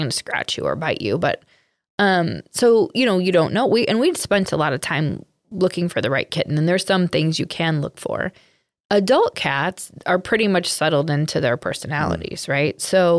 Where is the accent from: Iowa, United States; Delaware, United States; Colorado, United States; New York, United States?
Iowa, United States; Monticello; Animal Welfare Friends in Monticello, Iowa. It's where I volunteer. It's my hometown.